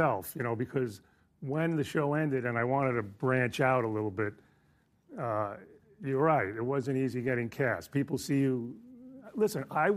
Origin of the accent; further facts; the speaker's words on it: New York, United States; I'm Italian. I grew up in New York